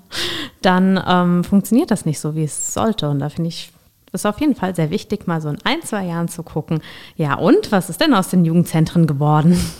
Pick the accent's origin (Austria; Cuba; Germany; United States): Germany; Rhenish Hesse, Rhineland-Palatinate; ich komme hier aus Rheinhessen